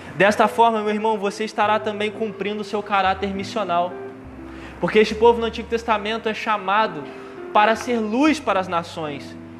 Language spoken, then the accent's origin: Portuguese; Volta Redonda, Rio de Janeiro, Brazil; eu sou de Volta Redonda